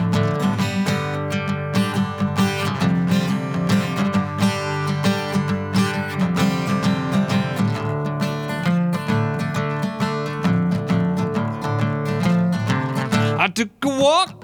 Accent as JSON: {"language": "English", "town": "Plainfield", "region": "Indiana", "country": "United States", "tie": "born or raised there", "moved": "as an adult", "lives_now": "Bloomington, United States", "said": "I grew up in Plainfield, but I came down here right after high school"}